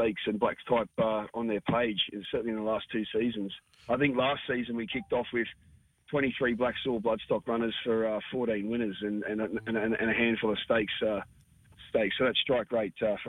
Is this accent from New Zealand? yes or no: no; Toowoomba, Queensland, Australia; moved away; also born or lived in Sydney; as we were young pups growing up in Toowoomba